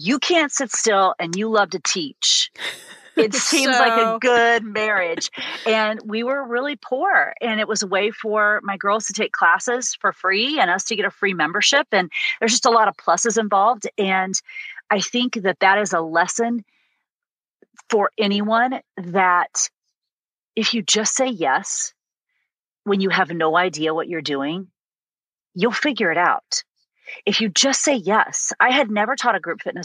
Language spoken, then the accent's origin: English; Illinois, United States; growing up in a tiny little town in the middle of Illinois